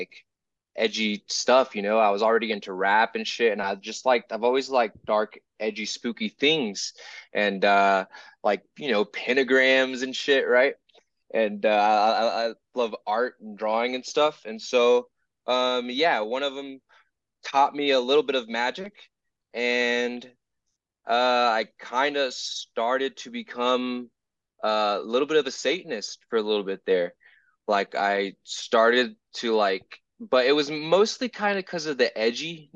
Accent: the South, United States; I'm from the South, so like, you know, Pentecostal Christian upbringing

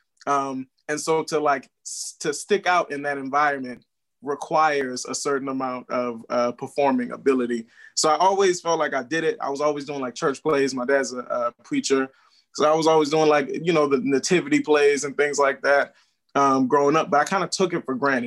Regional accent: New Orleans, Louisiana, United States; I'm from New Orleans, Louisiana.

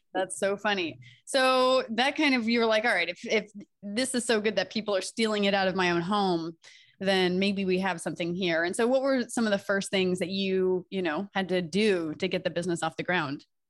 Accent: Delaware, United States; moved away; I'm from Delaware

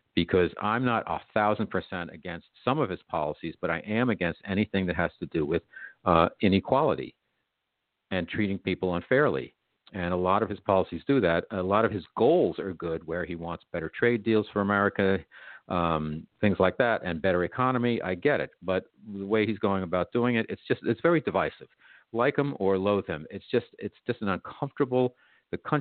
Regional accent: New York, United States; I'm a New Yorker

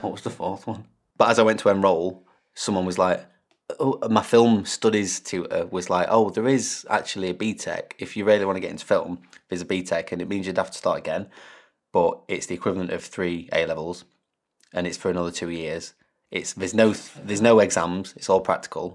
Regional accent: Derbyshire, East Midlands, United Kingdom; moved away as an adult; also born or lived in Lincoln; I'm from Derbyshire, which is smack bang in the middle of England pretty much.

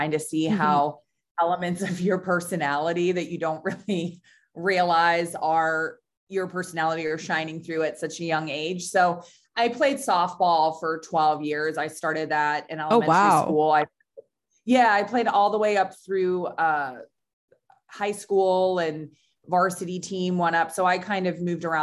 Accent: Lancaster, Pennsylvania, United States; moved away as an adult; also born or lived in Pittsburgh, Pennsylvania / Chicago; I grew up in Lancaster, Pennsylvania.

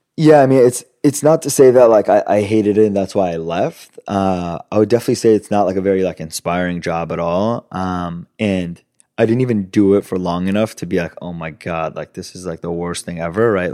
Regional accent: Los Angeles, California, United States; English is a second language; also born or lived in Italy; moved to L A when I was six, and my brother was four, so in two thousand, and then grew up in L A most of my life

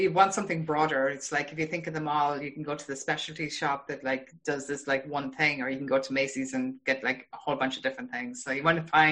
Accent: Ireland; now in Boston, United States; I'm from Ireland. Yeah. Yeah. I live in Boston

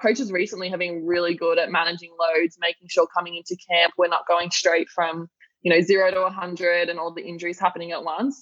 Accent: Melbourne, Victoria, Australia; also born or lived in United States; I'm from Melbourne. I have lived or at least been based there for my whole life.

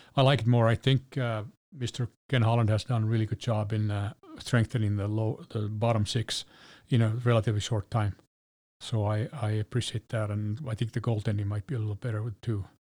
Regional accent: Helsinki, Uusimaa, Finland; My hometown of Helsinki.

